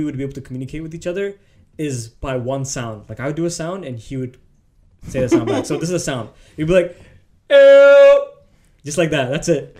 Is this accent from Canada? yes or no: yes; Canada; I am Canadian, you bastard.